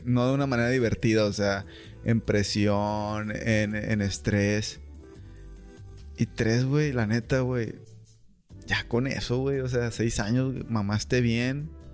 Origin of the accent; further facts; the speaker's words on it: Mexico; aquí somos mexicanos